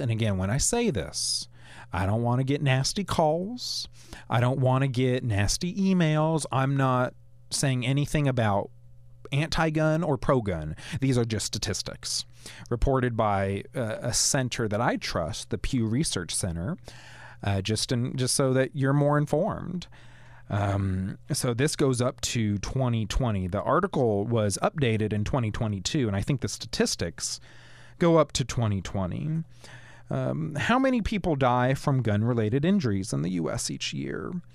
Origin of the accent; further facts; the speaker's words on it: Cullman area, Alabama, United States; I hail from the Coleman area